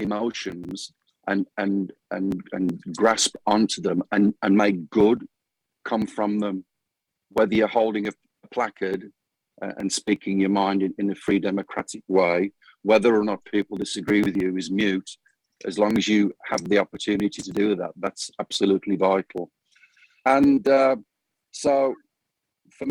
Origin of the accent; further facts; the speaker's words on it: United Kingdom; moved away as an adult; now in Phoenix, United States; My birthplace is the UK, so that will always be home.